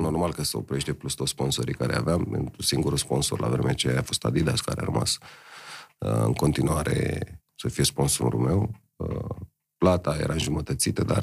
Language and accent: Romanian; Romania; suntem români